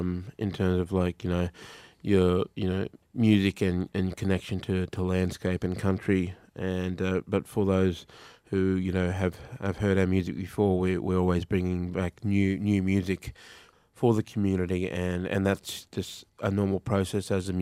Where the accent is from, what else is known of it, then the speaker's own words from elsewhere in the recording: Mount Isa, Queensland, Australia; growing up in Mount Isa, listening to their music way back then.